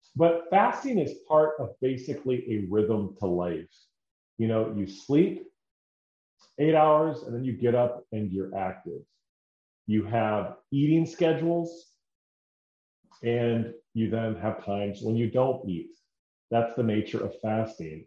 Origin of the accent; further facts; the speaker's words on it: Decorah, Iowa, United States; moved away; my hometown is Decorah